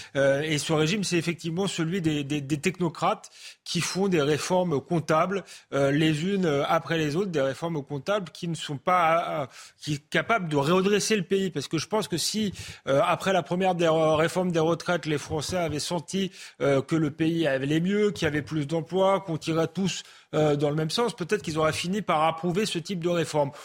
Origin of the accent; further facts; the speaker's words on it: France; en tant que Français